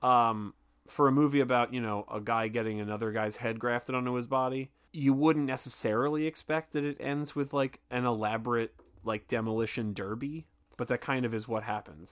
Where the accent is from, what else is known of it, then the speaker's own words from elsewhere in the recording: Philadelphia, Pennsylvania, United States; I'm from Philadelphia